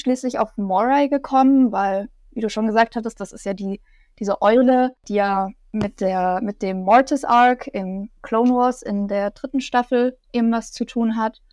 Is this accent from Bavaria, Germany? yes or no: yes; near Munich, Bavaria, Germany; Ich komme aus der Nähe von München